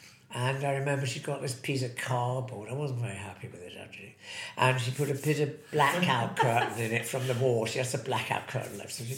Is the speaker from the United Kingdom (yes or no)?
yes; Hartlepool, North East England, United Kingdom; born or raised there; also born or lived in Plymouth